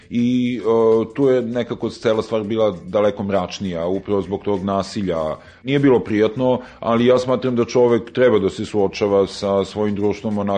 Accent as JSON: {"language": "Croatian", "country": "Serbia"}